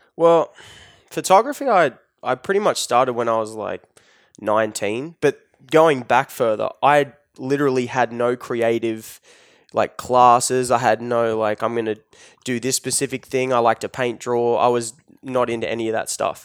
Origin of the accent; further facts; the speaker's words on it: Newcastle, New South Wales, Australia; if you go twenty minutes, thirty minutes inland, you get farms, which is where I grew up